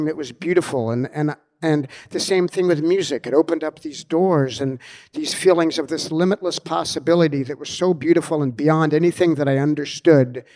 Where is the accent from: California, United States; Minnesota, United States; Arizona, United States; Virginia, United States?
California, United States; Los Angeles; also born or lived in Australia / New York; growing up in Hollywood as a little kid